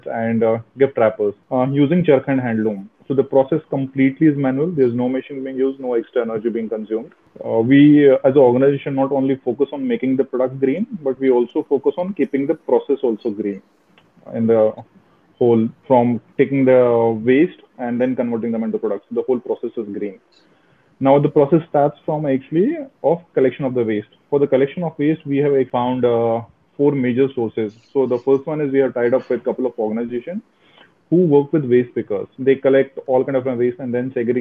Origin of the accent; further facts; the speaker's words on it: Jammu, Jammu and Kashmir, India; moved away as an adult; also born or lived in Mumbai; now in Pune, India; I was born in Kashmir in 1980s. Then in early 1990s, we had to move out of the Kashmir. We were forced actually to move out of the Kashmir at that time. Lived in migrant camps, if you know about it, for 7 years. And then I did my primary schooling, primary and till 12th in Jammu